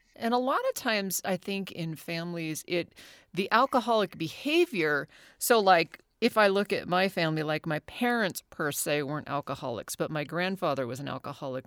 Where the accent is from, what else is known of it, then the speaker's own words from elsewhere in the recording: Anchorage, Alaska, United States; I grew up in Anchorage, Alaska. Now I was born oh. there in '72